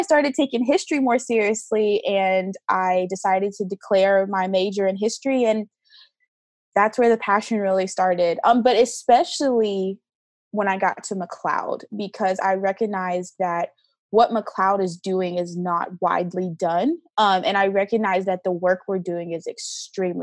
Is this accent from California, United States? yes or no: no; Greenville, South Carolina, United States; moved away as an adult; now in Charleston, United States; I'm from Greenville, South Carolina